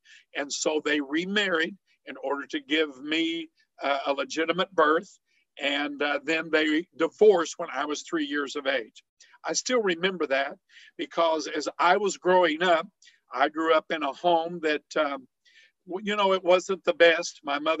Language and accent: English; Herrin, Illinois, United States; moved away; I am originally from Southern Illinois, a little town called Heron, Illinois. And this is an area that is coal mining country.